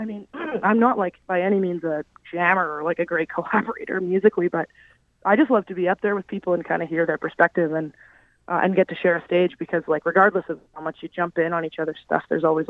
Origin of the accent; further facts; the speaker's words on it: Canada; she's been really generous to me, being a Canadian artist and wanting to break into that market